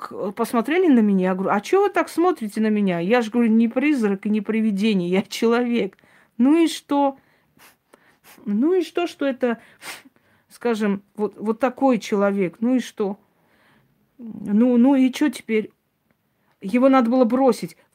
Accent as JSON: {"language": "Russian", "country": "Armenia", "said": "Да, он азербайджанец, а я армянка."}